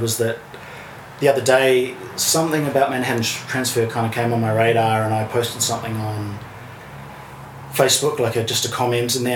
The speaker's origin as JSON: {"language": "English", "region": "Auckland", "country": "New Zealand", "tie": "born or raised there", "moved": "as an adult", "lives_now": "Australia", "said": "I'm a born and bred Auckland boy"}